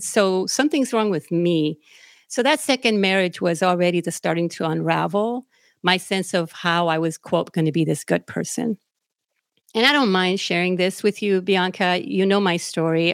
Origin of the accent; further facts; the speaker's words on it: Naranjito, Puerto Rico; now in United States; I was born and raised in Naranjito, Puerto Rico, which is out in the middle of the mountains in Puerto Rico